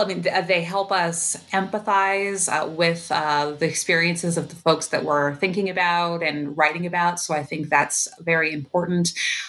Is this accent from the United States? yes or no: yes; Allentown, Pennsylvania, United States; Though I was born and raised in Allentown, I've had the opportunity in my adult life to live in a number of different places.